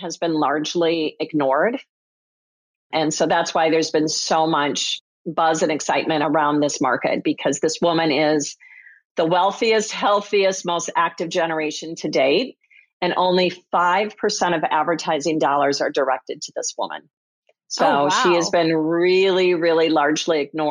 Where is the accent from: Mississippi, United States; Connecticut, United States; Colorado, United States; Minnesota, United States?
Minnesota, United States; I grew up in Minnesota